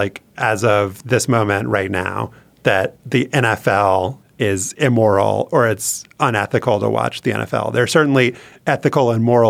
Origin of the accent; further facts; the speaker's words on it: Louisiana, United States; But I think there is a community aspect growing up, not just growing up in Louisiana, to football